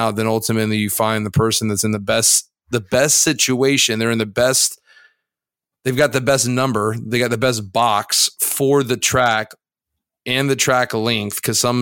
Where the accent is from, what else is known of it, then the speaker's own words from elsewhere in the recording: Florida, United States; Growing up in Florida